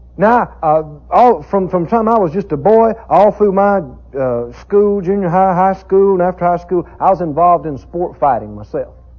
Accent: the South, United States; I grew up in the South, in the country, rural area

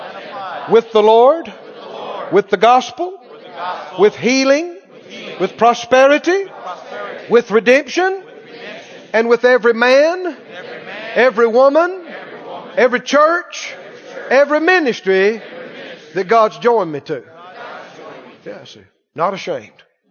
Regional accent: the South, United States; I'm from the South

